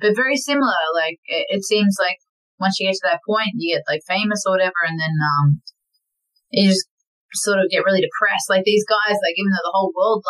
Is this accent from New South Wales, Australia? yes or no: no; Melbourne, Victoria, Australia; also born or lived in Tasmania; now in Brisbane, Australia; I grew up in Melbourne, moved to Tasmania, moved up to Brisbane.